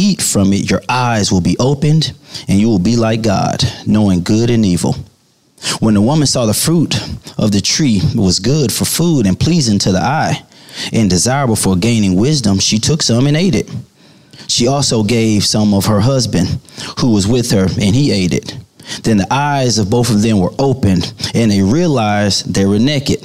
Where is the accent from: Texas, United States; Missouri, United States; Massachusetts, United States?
Missouri, United States; St. Louis; I grew up in St. Louis, Missouri